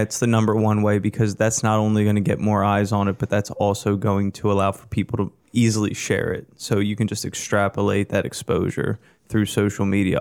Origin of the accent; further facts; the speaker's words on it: York, Pennsylvania, United States; my hometown of York